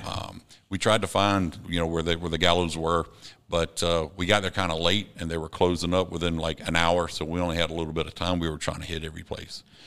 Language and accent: English; Savannah, Georgia, United States; also born or lived in Columbia, South Carolina; I grew up in Windsor Forest, but in Georgetown